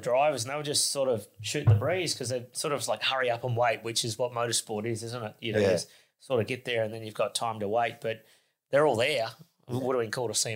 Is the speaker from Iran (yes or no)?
no; South Australia, Australia; I'm from South Australia